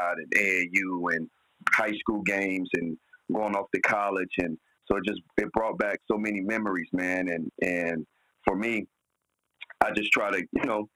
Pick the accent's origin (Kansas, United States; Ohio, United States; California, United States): Ohio, United States; Cleveland; growing up in Cleveland, Ohio, in the inner city, basketball saved my life